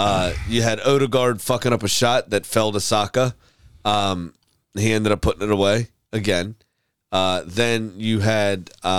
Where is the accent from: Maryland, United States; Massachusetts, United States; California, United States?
Maryland, United States; Baltimore; I'm some schmuck from Baltimore.